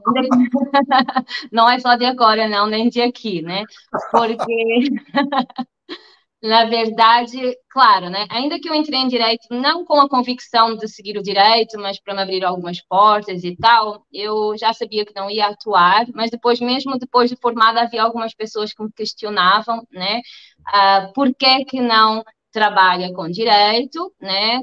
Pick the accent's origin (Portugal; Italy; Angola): Portugal; moved away as an adult; also born or lived in Germany / Spain; now in Rio de Janeiro, Brazil; sou portuguesa e também brasileira, tá? já tenho nacionalidade brasileira.